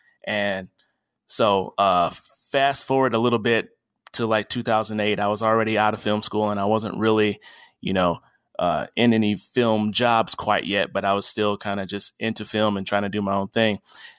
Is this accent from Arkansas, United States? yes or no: no; Dallas, Texas, United States; also born or lived in Michigan; I started off as just a movie fanboy from Texas. I was born in Michigan, but my mom and I moved to Dallas in fourth grade.